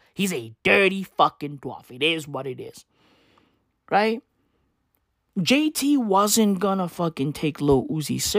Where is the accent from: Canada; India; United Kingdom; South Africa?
South Africa; first language Sesotho or Setswana; English is a second language; I am a South African. Right? I grew up in this country. I still live in this country